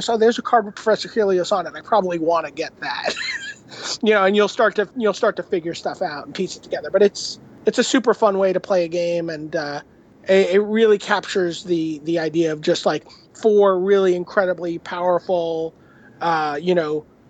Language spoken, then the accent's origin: English; New York City, New York, United States; He and I grew up in Brooklyn